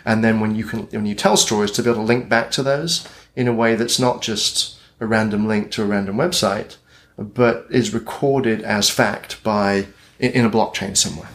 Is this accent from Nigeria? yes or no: no; United Kingdom; accent: British; moved away as an adult; also born or lived in Britain; now in Portland, United States; my British accent